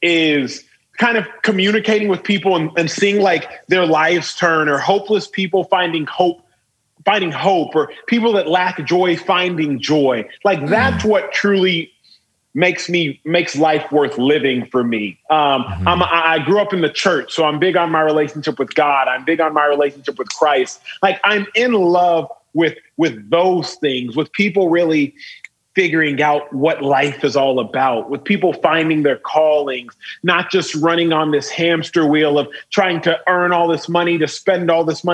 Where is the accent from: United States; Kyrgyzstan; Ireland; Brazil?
United States; Dallas, Texas; I was born and raised in Dallas, Texas. And Dallas proper, not to be confused with the suburb